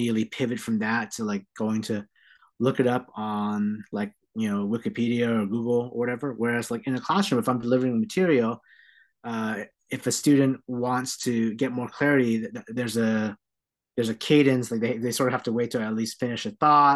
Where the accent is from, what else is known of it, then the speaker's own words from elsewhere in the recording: San Jose, California, United States; also born or lived in Philadelphia, Pennsylvania; I'm born and raised in San Jose, California. That's home for me